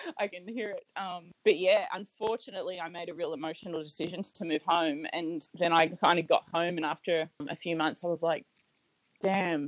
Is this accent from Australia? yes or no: yes; Australia; moved away as an adult; also born or lived in Las Vegas, United States; as an Australian